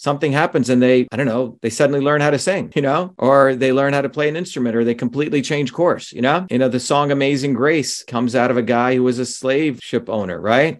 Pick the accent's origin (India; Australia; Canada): India; moved away; when I was growing up in India in a village, where people, the, the Indian Tamil language does not have a word for my